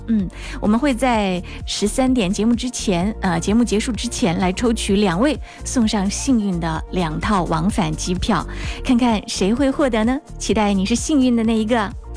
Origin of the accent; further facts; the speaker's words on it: Wuhan, Hubei, China; 我们武汉人，我们湖北人拥有一个棒棒的机场